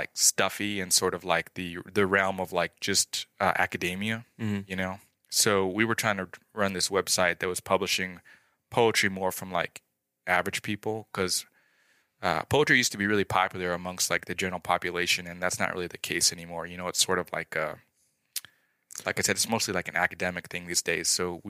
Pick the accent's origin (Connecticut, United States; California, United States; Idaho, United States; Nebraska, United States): Idaho, United States; Rigby; moved away as an adult; also born or lived in Utah; I grew up in Rigby.